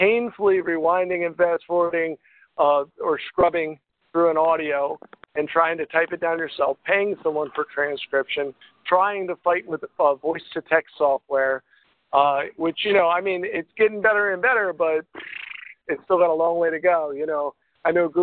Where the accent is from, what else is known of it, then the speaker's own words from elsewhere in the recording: York, Pennsylvania, United States; I'm from York, Pennsylvania, all the way down here across the U.S.